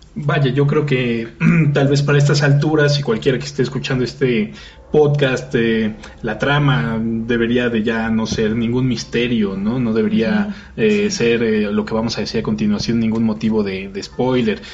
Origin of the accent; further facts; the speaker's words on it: Mexico; Como mexicanos